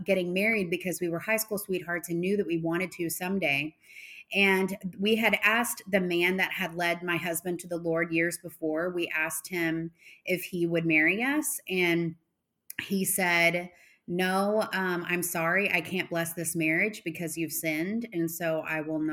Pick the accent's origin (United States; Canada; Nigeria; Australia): United States; Arlington, Texas; also born or lived in Fort Worth; I've always grown up in Texas, kind of Fort Worth, Arlington area.